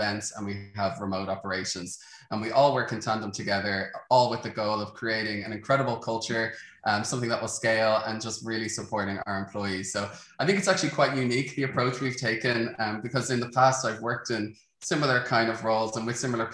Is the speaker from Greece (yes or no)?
no; Dublin, Leinster, Ireland; I'm from Dublin, Ireland